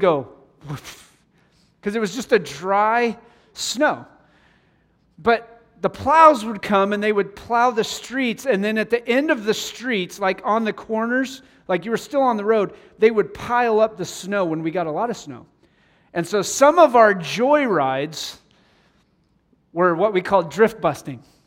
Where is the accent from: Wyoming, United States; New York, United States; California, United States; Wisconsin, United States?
Wyoming, United States; moved away; growing up in Wyoming, we would get snow